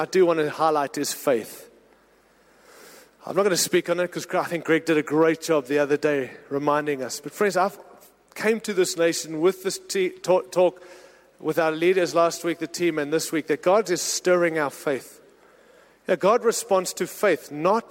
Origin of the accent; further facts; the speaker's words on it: United States; I'm an American, married to an American, happy to live in America